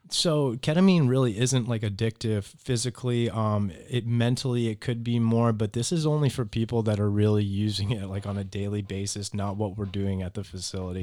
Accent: Naples, Florida, United States; also born or lived in Boston, Massachusetts; I'm from Boston, Massachusetts originally, but I've lived here in Naples pretty much my whole life, though. So I moved as a toddler.

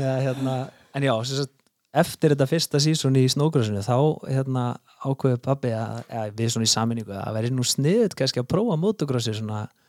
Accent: Reykjavík, Capital Region, Iceland; ég er nú bara fættur og uppalinn í Borg Óttans sko, í eh. Reykjavíkinni

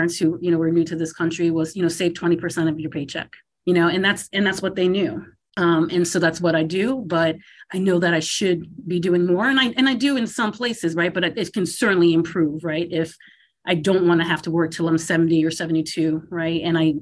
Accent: Massachusetts, United States; moved away as an adult; also born or lived in Philadelphia / Washington, D.C.; I grew up in Massachusetts

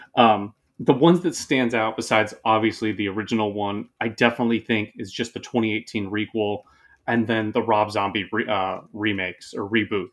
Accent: Oakland, California, United States; moved away as an adult; now in Seattle, United States; I'm originally from Oakland, California, and I've been up here in Seattle for going on nine years

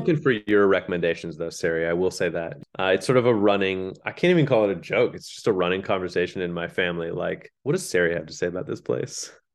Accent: Leawood, Kansas, United States; moved away as an adult; I grew up in Leawood

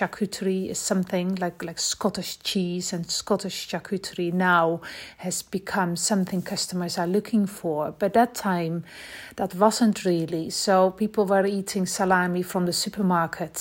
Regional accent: Netherlands; moved away as an adult; now in Scotland, United Kingdom; We moved from the Netherlands in 2000 when we came to Scotland.

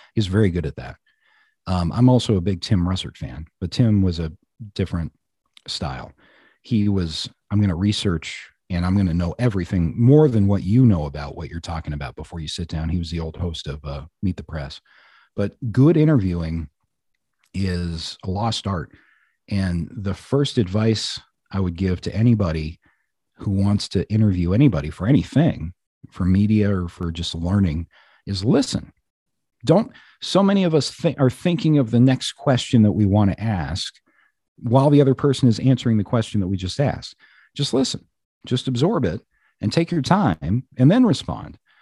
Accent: Black Hawk, Colorado, United States; now in Mower County, Minnesota, United States; I grew up in Blackhawk, Colorado, which is now a booming casino town

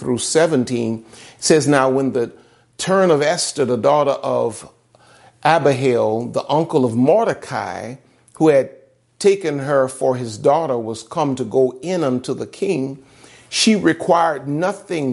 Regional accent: the South, United States; I'm from the South.

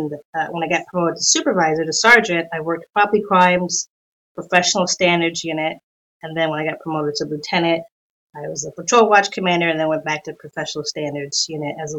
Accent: New York City, New York, United States; moved away as an adult; now in San Diego area, United States; growing up in New York

